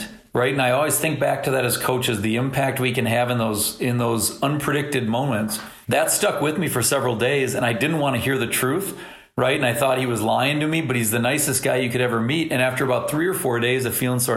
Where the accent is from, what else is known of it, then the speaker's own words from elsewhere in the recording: St. Paul, Minnesota, United States; growing up in St. Paul and going to Creighton-Durham Hall